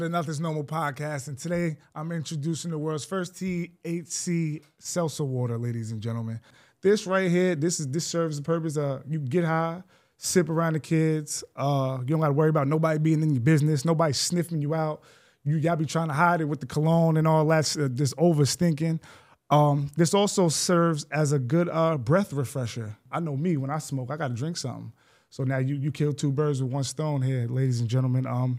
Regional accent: Greenburgh, New York, United States; some things about our town that just made it special growing up in Greenberg, New York.

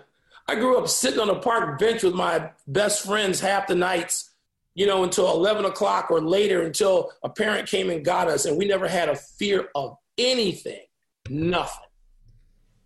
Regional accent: Chicago, Illinois, United States; I'm a product of growing up on the South Side.

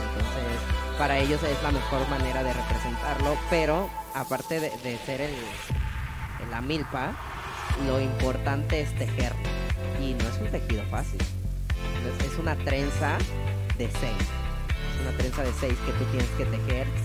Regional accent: Bahía de Banderas, Nayarit, Mexico; yo crecí en Bahía de Banderas en un pueblo de, llamado San José, San Juan, Valle de Banderas.

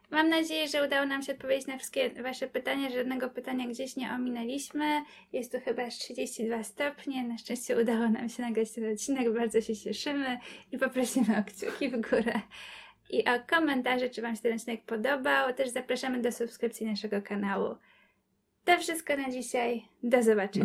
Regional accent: Kobyłka, Masovian Voivodeship, Poland; jestem z Kobyłki

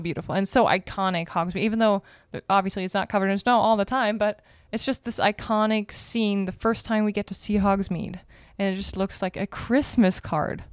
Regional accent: Berlin, Germany; moved away; Berlin, my hometown

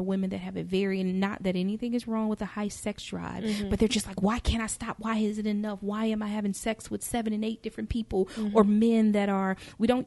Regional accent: Charlotte, North Carolina, United States; I grew up in Charlotte, North Carolina, you know, Bible Belt, Christian girl

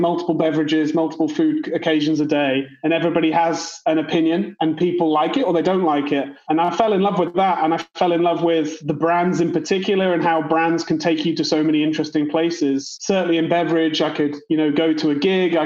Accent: Worcester, West Midlands, United Kingdom; moved away; also born or lived in London; I'm from a small town called Worcester in the Midlands in the UK. So I'm not from London, even though I did live there.

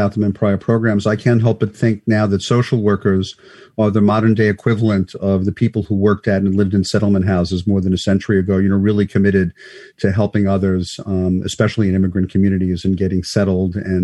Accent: New York City, New York, United States; I grew up in Manhattan Beach, very close to Brighton Beach

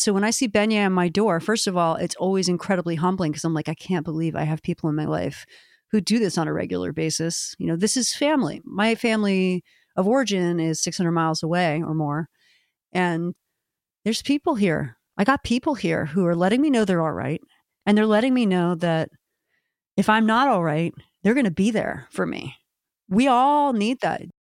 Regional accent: Maryland, United States; now in Portland, Maine, United States; my home state

